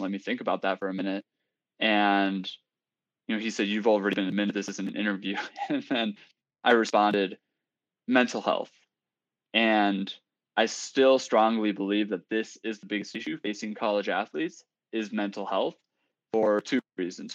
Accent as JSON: {"language": "English", "town": "Seattle", "region": "Washington", "country": "United States", "said": "I'm from Seattle, Washington, grew up uh, running track and cross country"}